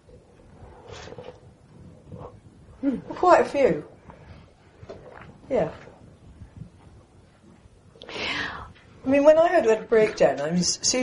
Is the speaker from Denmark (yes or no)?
no; United Kingdom; I'm British